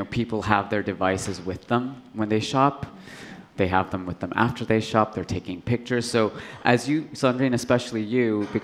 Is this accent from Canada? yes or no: yes; Canada; growing up in Canada, you know, in the suburbs